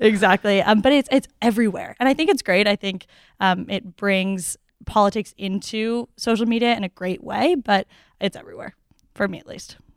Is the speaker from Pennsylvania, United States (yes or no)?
no; Newton, Massachusetts, United States; I'm from Newton, Massachusetts